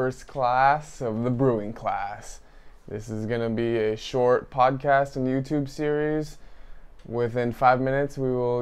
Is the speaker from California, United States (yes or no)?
yes; Tracy, California, United States; I grew up in Tracy, California with my mom and my dad.